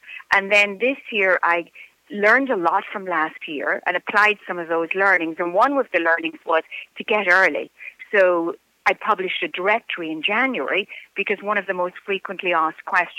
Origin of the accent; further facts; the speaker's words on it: County Offaly, Ireland; moved away; I grew up in County Offaly on a farm, a dairy farm specifically, the eldest of six children. We're three boys and three girls.